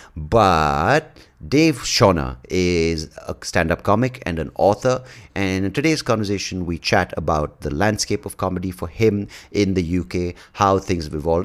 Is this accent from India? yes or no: yes; Bangalore, Karnataka, India; accent: Indian; first language English; growing up in Bangalore, the emphasis was always, um, being proficient in English